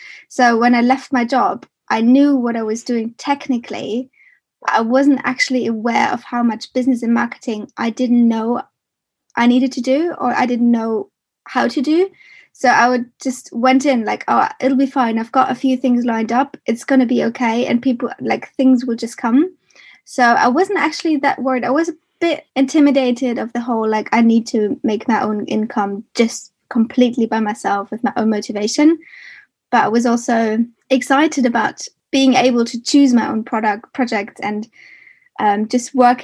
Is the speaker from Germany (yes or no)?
yes; Germany; moved away as an adult; now in United Kingdom; I am originally from Germany, and I moved to the UK in 2014